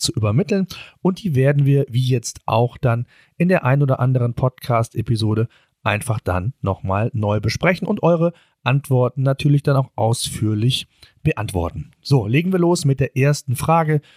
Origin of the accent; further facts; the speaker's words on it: Germany; bei uns in Deutschland